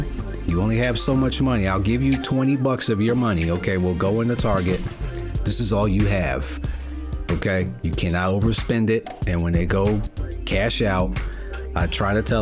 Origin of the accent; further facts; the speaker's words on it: New York City, New York, United States; I'm from Brooklyn